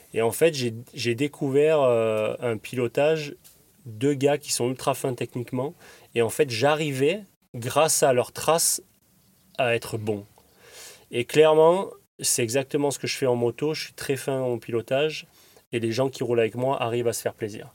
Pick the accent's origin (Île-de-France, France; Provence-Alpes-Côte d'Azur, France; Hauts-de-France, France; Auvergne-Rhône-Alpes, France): Provence-Alpes-Côte d'Azur, France; Draguignan; Je suis natif de Draguignan dans le Var